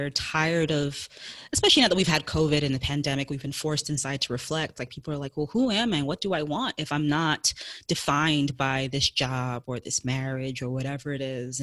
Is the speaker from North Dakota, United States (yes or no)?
no; New York City, New York, United States; I am in New York City. Yep, born and raised